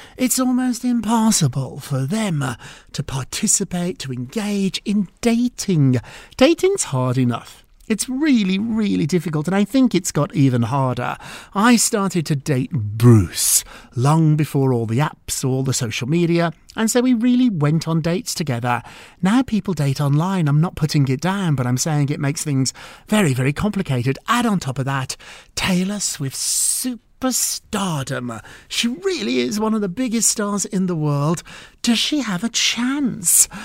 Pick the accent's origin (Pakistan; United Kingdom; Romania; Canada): United Kingdom; also born or lived in Edinburgh; I'm British. I went to school in Edinburgh.